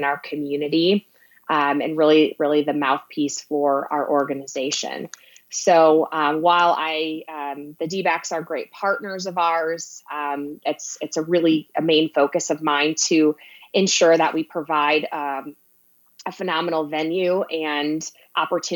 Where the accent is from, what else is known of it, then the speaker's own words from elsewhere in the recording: Illinois, United States; now in Reno, United States; I'm from Illinois and cheered for Michael Jordan throughout my childhood